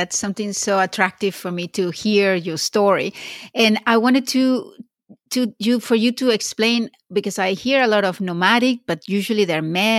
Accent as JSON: {"language": "English", "country": "Venezuela", "tie": "born or raised there", "moved": "yes", "lives_now": "North America", "said": "growing up in Venezuela, we would go to the beach every weekend."}